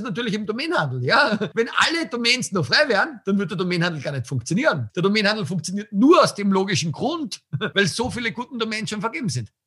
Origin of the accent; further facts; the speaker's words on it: Tillmitsch, Styria, Austria; Also meine Heimat ist ja Österreich, aber dort, wo ich wirklich herkomme, ist also Tilmitsch